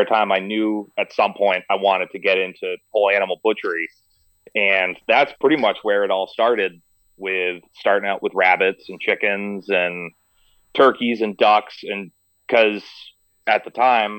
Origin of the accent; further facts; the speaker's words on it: Meredith, New Hampshire, United States; also born or lived in Rhode Island; I was raised in Meredith, New Hampshire